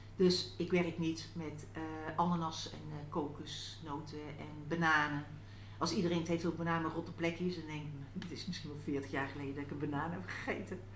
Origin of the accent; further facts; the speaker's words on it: North Brabant, Netherlands; now in Achterhoek, Netherlands; ik kom uit Brabant